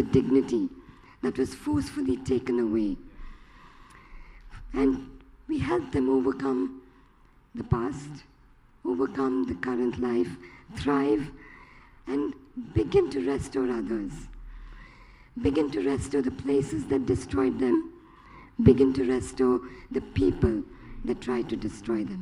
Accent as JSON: {"language": "English", "town": "Chennai", "region": "Tamil Nadu", "country": "India", "tie": "born or raised there", "said": "I'm from Chennai. We live in India all our life."}